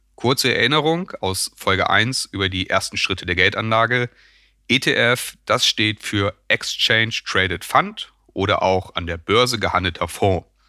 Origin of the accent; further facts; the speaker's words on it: Germany; Als Deutsche